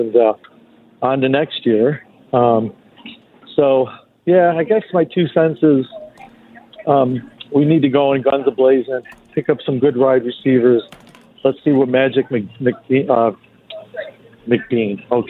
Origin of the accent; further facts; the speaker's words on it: Buffalo, New York, United States; now in Connecticut, United States; growing up in Buffalo.